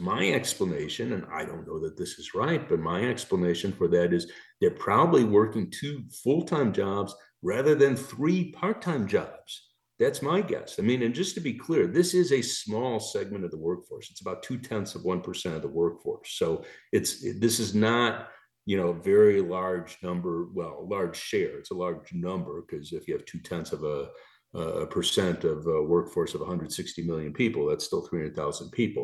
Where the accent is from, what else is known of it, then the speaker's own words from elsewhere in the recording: Chicago, Illinois, United States; moved away; also born or lived in Michigan; I'm from Chicago originally, went to grad school in Michigan.